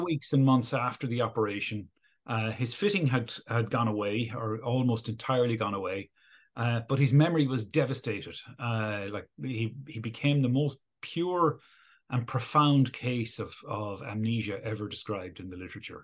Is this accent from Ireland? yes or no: yes; Galway, Connacht, Ireland; moved away as an adult; also born or lived in Oxford; now in Dublin, Ireland; I grew up in Galway, uh, on the west coast of Ireland